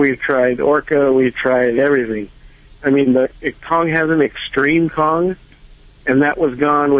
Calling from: La Puente, California, United States; I'm calling from La Puente, California.

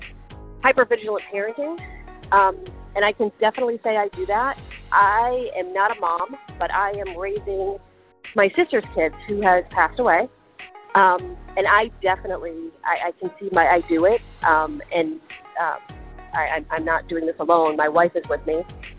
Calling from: Pennsylvania, United States; I'm calling from Pennsylvania.

